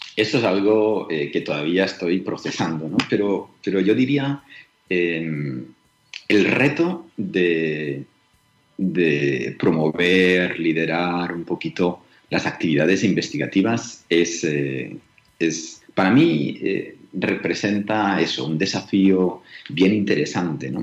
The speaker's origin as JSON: {"language": "Spanish", "region": "Catalonia", "country": "Spain", "also_born_or_lived": "Colombia / Manizales", "moved": "as an adult", "said": "yo estaba muy feliz en mi querida Cataluña, yo soy catalán"}